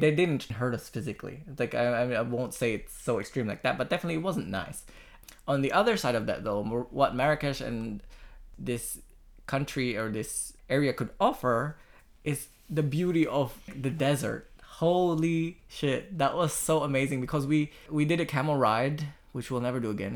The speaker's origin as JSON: {"language": "English", "country": "Australia", "said": "as an Australian"}